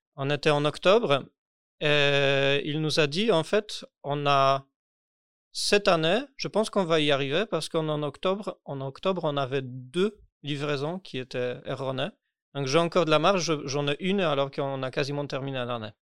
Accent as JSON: {"language": "French", "country": "Poland", "second_language": "French", "moved": "as an adult", "lives_now": "Paris, France", "said": "je déménageais en France parce que, parce que je suis polonais. J'ai déménagé en France"}